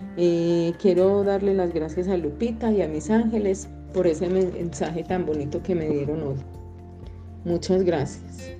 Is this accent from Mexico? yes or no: no; Colombia; Soy de Colombia.